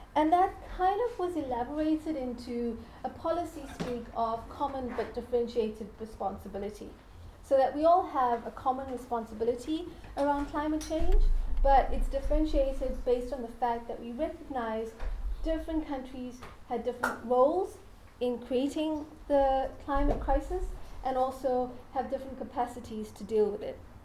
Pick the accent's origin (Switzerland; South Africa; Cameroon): South Africa; I come from South Africa. And I grew up and lived through apartheid South Africa.